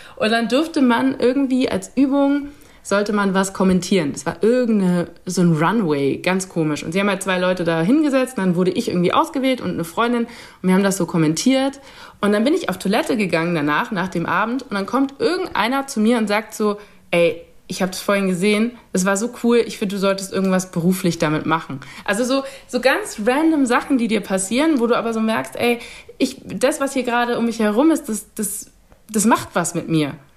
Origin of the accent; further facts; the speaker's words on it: Nuremberg, Bavaria, Germany; diese Beziehung zu Nürnberg, weil es meine Heimatstadt ist